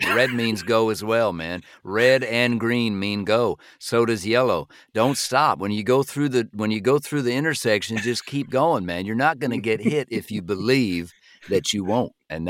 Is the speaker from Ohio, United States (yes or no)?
yes; Parma, Ohio, United States; I grew up in Cleveland. I grew up in a suburb of Cleveland called Parma, Ohio.